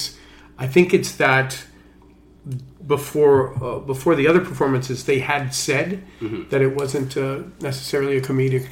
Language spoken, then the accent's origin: English; Canada; being a Canadian actor.